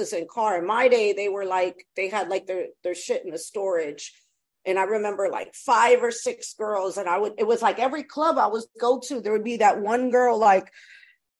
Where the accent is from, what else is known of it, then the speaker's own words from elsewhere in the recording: East Coast, United States; also born or lived in Brooklyn, New York; I'm from the East Coast